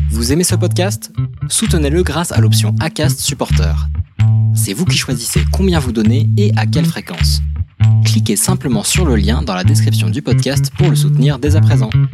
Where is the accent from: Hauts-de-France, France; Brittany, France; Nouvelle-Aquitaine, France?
Brittany, France; Breton; quand on est breton